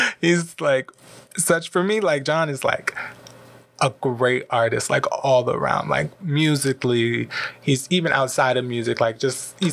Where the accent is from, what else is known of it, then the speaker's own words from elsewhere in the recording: Prince George's County, Maryland, United States; moved away as an adult; now in Los Angeles, United States; I'm from Prince George's County, Maryland